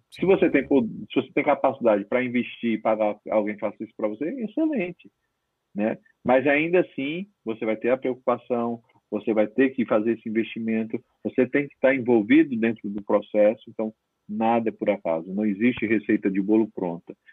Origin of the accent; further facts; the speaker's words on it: Northeast Region, Brazil; como eu estava trabalhando muito é, no Nordeste, eu como nordestino que sou, e aí volta a ficar mais próximo da família